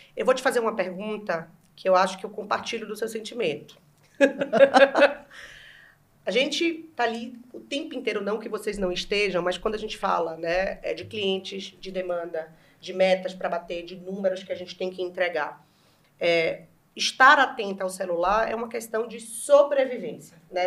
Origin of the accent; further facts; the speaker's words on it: Bahia, Brazil; moved away; Eu, uma uhum. mulher gorda, nordestina